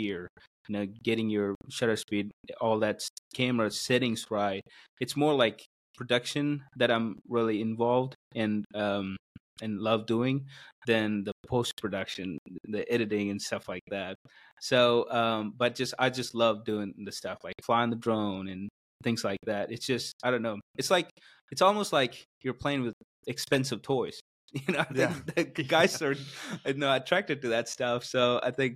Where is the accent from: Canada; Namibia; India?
India; South India; English is a second language; moved away as an adult; also born or lived in Missouri, United States; now in United States; I'm from South India. So grew up in a Christian family